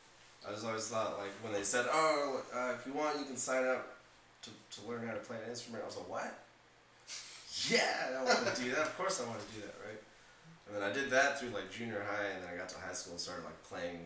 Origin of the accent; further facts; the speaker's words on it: Santa Ana, California, United States; also born or lived in Corona, California; I grew up out here in Santa Ana.